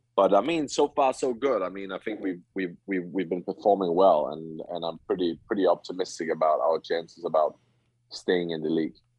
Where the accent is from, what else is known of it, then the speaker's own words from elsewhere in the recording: Herning, Central Denmark Region, Denmark; I grew up in Herning